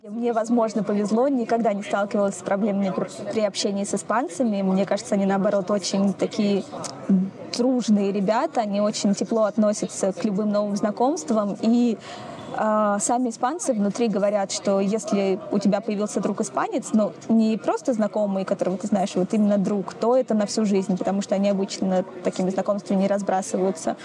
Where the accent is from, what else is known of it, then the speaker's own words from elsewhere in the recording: Saint Petersburg, Russia; moved away as an adult; now in Spain; я из Питера